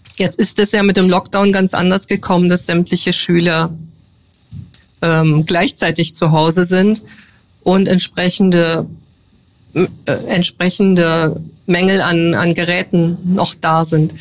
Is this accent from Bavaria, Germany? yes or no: no; near the border with the GDR, northern Hesse, Germany; moved away as an adult; now in Bad Kreuznach, Germany; Geboren bin ich im Norden Hessens, in der Nähe der Grenze zur DDR. Dort habe ich 1983 mein Abitur gemacht